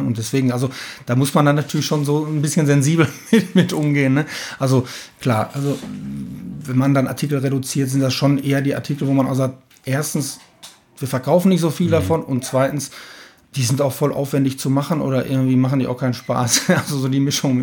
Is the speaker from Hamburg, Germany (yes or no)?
no; Bochum, North Rhine-Westphalia, Germany; eine gewisse Bodenständigkeit haben wir einfach auch hier bei uns im Ruhrgebiet, hier in Alten Bochum, ähm, lange, ja, langjähriger Betrieb